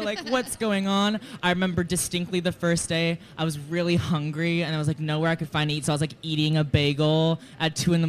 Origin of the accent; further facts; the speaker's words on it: Georgetown, Texas, United States; now in New York City, United States; I'm from Georgetown, Texas.